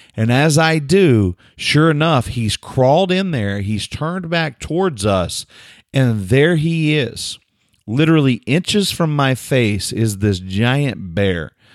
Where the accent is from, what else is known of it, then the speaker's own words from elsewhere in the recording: Oklahoma, United States; I'm some dummy from Oklahoma